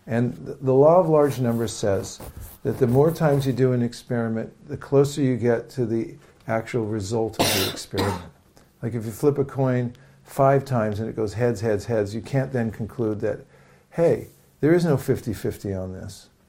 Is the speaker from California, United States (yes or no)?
yes; San Francisco, California, United States; So I'm, I'm from San Francisco.